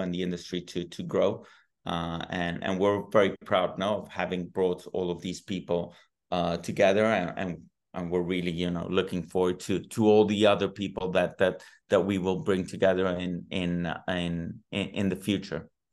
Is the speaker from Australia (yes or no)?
no; Rome, Lazio, Italy; now in Madrid, Spain; I was born in Rome